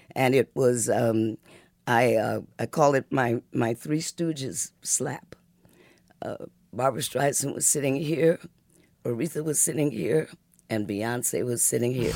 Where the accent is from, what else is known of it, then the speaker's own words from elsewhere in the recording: Muskegon, Michigan, United States; also born or lived in Detroit, Michigan; before we came to Detroit, I was born in Muskegon, Michigan